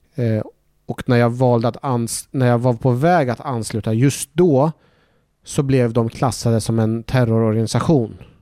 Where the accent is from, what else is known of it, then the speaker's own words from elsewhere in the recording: Norrköping, Östergötland, Sweden; also born or lived in Iraq / Baghdad; Vi fick så småningom komma till en svensk fosterfamilj där jag växte upp eh, i Norrköping